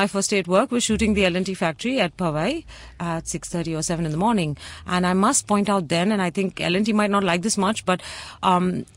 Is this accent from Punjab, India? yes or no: no; Mumbai, Maharashtra, India; I was from Bombay.